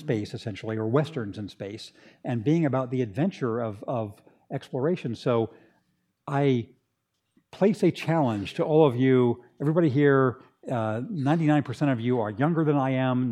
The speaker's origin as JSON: {"language": "English", "town": "Redlands", "region": "California", "country": "United States", "tie": "born or raised there", "also_born_or_lived": "Berkeley, California / England / Washington, D.C.", "moved": "as an adult", "said": "where I grew up in Redlands"}